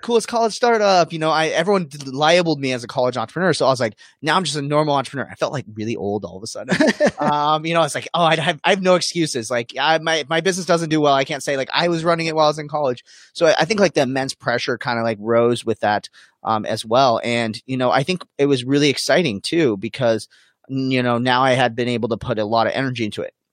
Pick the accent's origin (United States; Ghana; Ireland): United States; Arizona; born and raised in Arizona